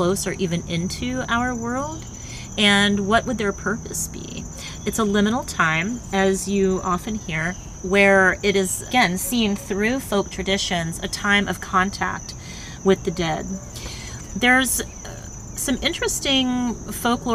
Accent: United States; growing up in America

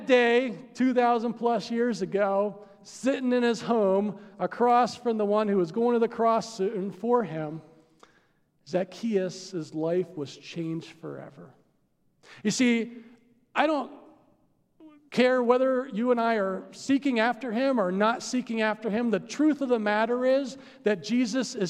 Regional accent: United States; I'm an American

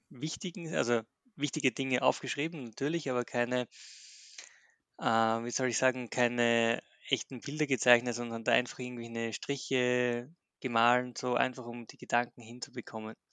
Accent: Graz, Styria, Austria; bin aus Österreich, aus Graz.

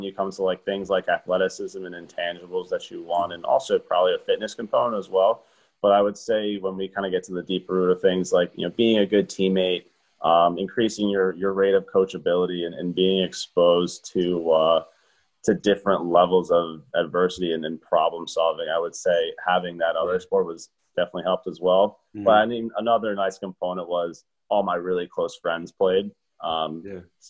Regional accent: Glen Ridge, New Jersey, United States; moved away as an adult; now in Rochester, United States; I grew up in Glen Ridge, New Jersey

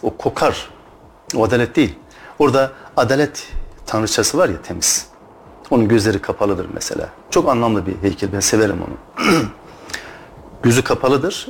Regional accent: Turkey; Biz Türk'üz.

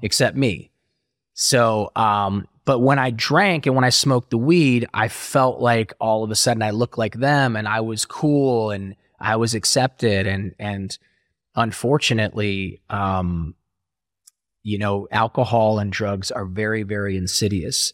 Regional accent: Ohio, United States; born or raised there

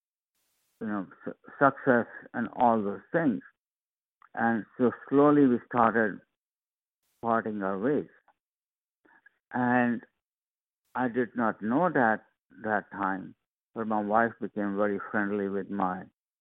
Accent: India; moved away; I'm originally from India, so sometimes I use Sanskrit words

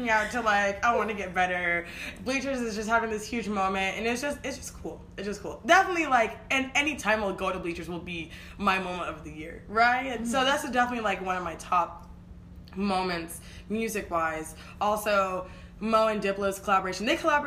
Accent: Kansas City, United States; Kansas City, which is my hometown

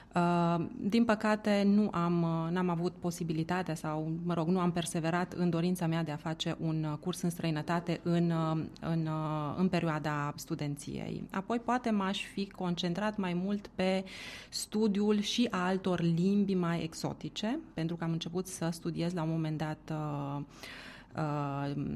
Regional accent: Romania; moved away as an adult; also born or lived in Italy; eu eram o persoană din România, din estul Europei

